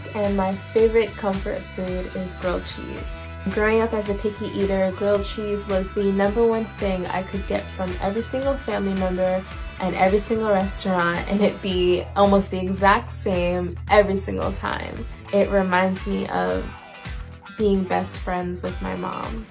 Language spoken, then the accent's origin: English; New York, United States; I'm from New York